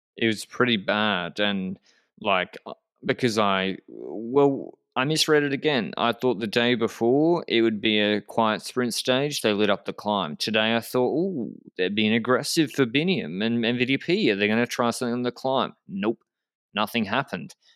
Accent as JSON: {"language": "English", "country": "Australia", "said": "as an Australian"}